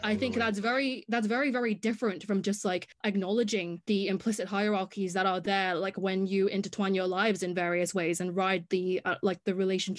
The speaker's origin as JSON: {"language": "English", "country": "Hong Kong", "tie": "born or raised there", "accent": "English", "moved": "yes", "lives_now": "United Kingdom", "said": "have an English accent, and I have been in the UK for the past 6 years. But actually before that, I grew up in Hong Kong"}